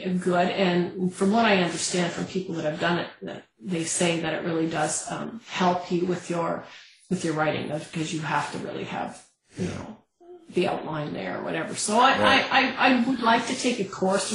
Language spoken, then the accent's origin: English; Canada; as a Canadian